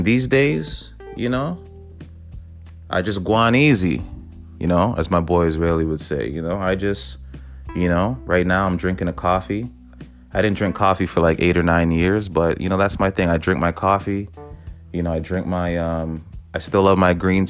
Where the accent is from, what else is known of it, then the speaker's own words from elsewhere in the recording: Toronto, Ontario, Canada; I'm from the city, you know, I'm from Toronto